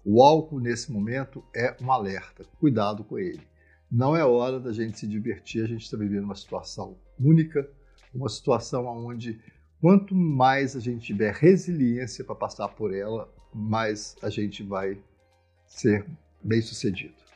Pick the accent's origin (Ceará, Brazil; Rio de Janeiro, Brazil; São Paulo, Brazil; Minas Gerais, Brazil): Minas Gerais, Brazil; Eu sou mineiro, a cidade dos bares, onde nós sempre bebemos